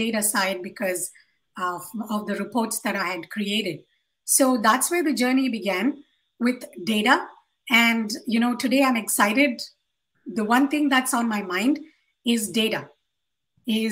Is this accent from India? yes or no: yes; Hyderabad, Telangana, India; I come from Hyderabad in India